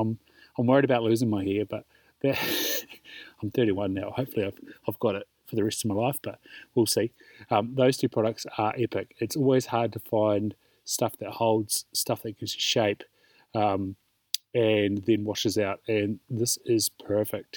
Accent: Invercargill, Southland, New Zealand; in Invercargill, shout out to my hometown, Chaos, which is a salon

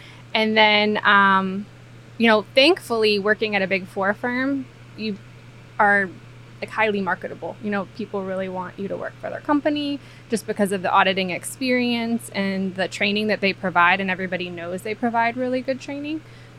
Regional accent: Maryland, United States; moved away; also born or lived in Virginia / Rosslyn, Virginia; So I was born in Virginia, but then went through middle school in Maryland.

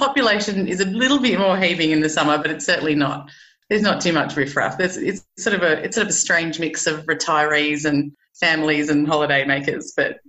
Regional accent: Sydney, New South Wales, Australia; also born or lived in London, United Kingdom / Newcastle, New South Wales; now in Umina Beach, Australia; I grew up in Sydney. So I grew up in Sydney, you know, for the first 28 years of my life. And then I did what most Aussies do, and I went up, chuffed off to London and had that 2-year working holiday

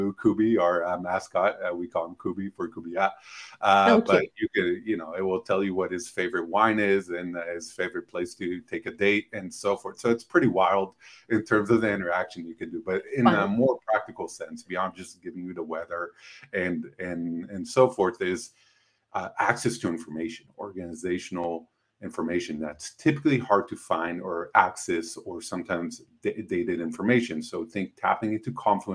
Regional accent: Israel; moved away as an adult; now in United States; I'm originally from Israel

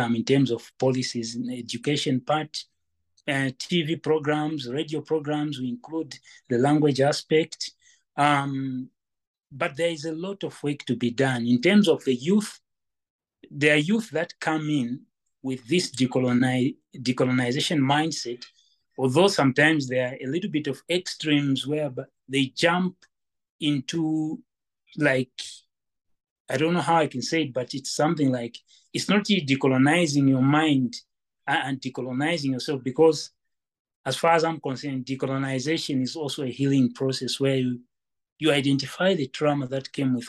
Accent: Western Province, Zambia; also born or lived in Lusaka, Zambia / Copperbelt Province, Zambia; I'm one of the people that grew up in the rural setup of Zambia. And I was born actually in Lusaka. And when I was like in grade 2, that's when I went to Western Province to start learning Lozi and other languages

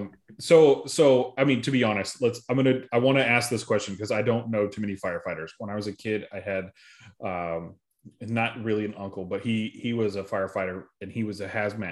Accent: Arizona, United States; I'm from Arizona

